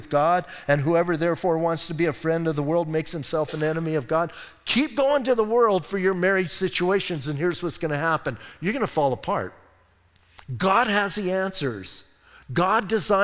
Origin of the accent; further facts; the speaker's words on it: Bisbee, Arizona, United States; I'm from Bisbee